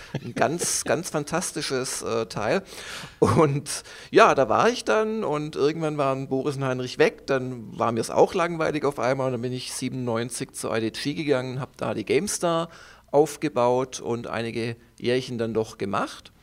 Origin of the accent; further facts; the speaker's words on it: Stuttgart, Baden-Württemberg, Germany; moved away as an adult; also born or lived in Munich; Obwohl ich aus Süddeutschland komme, also ich komme aus dem Schwäbischen, aus Stuttgart